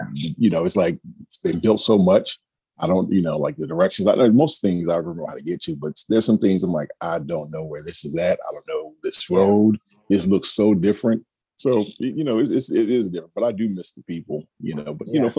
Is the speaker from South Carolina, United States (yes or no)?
yes; South Carolina, United States; moved away as an adult; I grew up in South Carolina. That's my home.